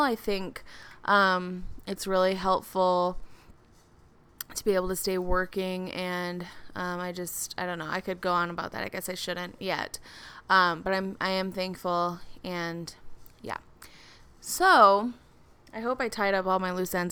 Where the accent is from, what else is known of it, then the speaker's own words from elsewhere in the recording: Minneapolis, Minnesota, United States; I'm from the Minneapolis area